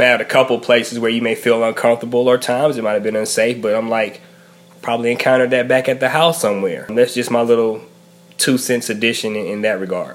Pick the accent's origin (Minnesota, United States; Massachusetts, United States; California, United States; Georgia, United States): Georgia, United States; Macon; also born or lived in Savannah, Georgia / Albany, Georgia; now in Raleigh, United States; I hail from Macon, Georgia, currently in Raleigh, North Carolina